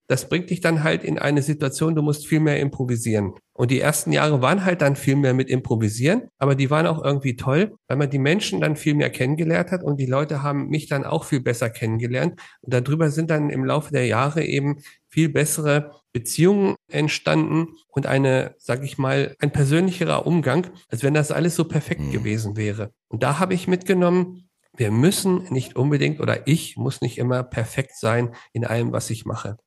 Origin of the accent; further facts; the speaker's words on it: Hanover, Lower Saxony, Germany; now in Nuremberg, Germany; Ursprünglich komme ich aus Hannover